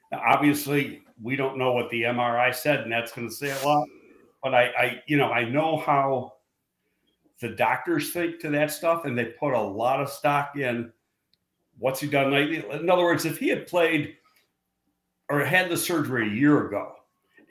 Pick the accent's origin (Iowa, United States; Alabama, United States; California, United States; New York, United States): New York, United States; Buffalo; I'm from Buffalo.